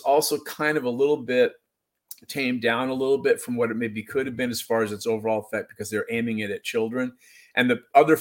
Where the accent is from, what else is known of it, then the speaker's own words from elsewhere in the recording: Seattle, Washington, United States; now in Indianola, United States; I grew up by Green Lake, which is a place that a lot of people have maybe heard of, and it's kind of near the U District